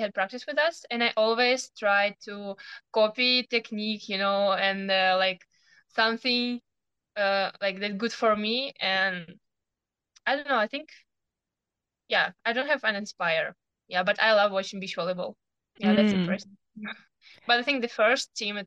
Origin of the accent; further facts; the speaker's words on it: Ukraine; English is a second language; moved away as an adult; also born or lived in Zaporizhzhia, Ukraine; now in Fort Worth, United States; I'm 19 and I was born in Ukraine.